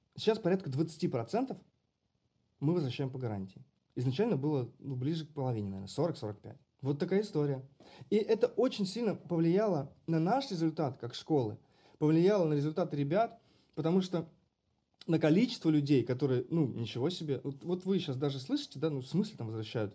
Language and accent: Russian; Karachev, Bryansk Oblast, Russia; now in Moscow, Russia; Я сам далеко не из Москвы я из Брянской области. И когда у меня спрашивают, ты откуда, я говорю, я из Брянска, потому что никто не знает, что такое Карачев.